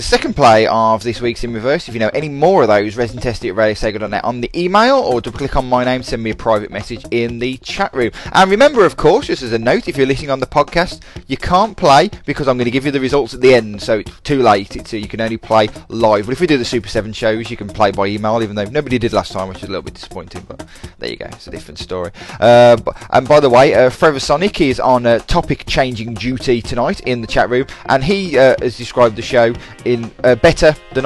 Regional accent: Dudley, West Midlands, United Kingdom; I'm from Dudley, of course

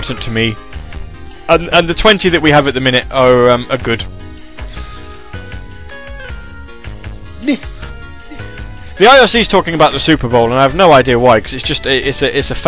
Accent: England, United Kingdom; I am British. It's specifically English

